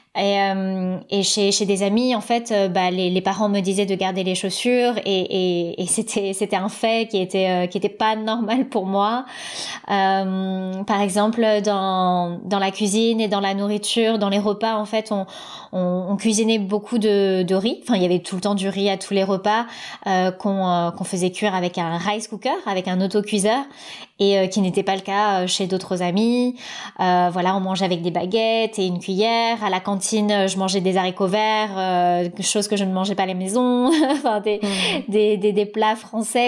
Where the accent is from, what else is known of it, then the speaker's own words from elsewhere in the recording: Aulnay-sous-Bois, Île-de-France, France; moved away as an adult; also born or lived in Thailand; j'ai grandi à Aulnay-sous-Bois dans le 93